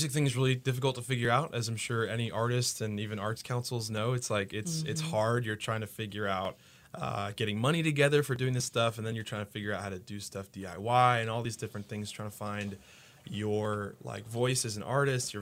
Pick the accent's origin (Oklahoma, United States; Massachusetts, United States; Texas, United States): Massachusetts, United States; Haverhill; also born or lived in Newton, Massachusetts; now in Kalamazoo, United States; I was born and raised in Massachusetts. So I was born in Newton, Mass.